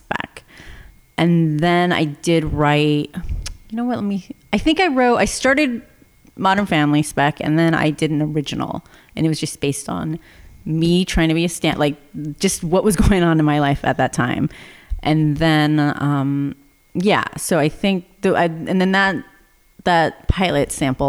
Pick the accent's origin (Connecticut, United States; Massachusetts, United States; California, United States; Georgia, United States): California, United States; Orange County; moved away as an adult; also born or lived in Los Angeles; I grew up in Orange County